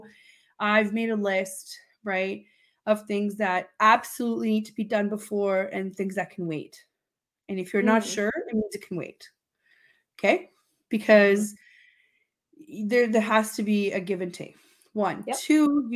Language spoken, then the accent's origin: English; Romania; now in Canada; When I was growing up in Romania, we had a really long break